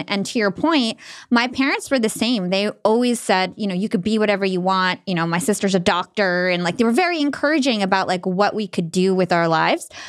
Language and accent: English; New Jersey, United States; to the Arab community, even in New Jersey, I felt like I was too American to fit